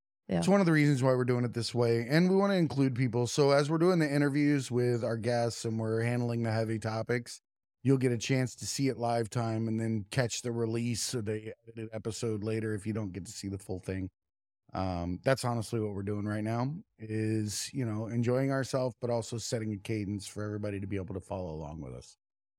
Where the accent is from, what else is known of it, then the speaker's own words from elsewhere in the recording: Florida, United States; I grew up on Lake Okeechobee and bass fishing capital, and I've never sat and ate bass.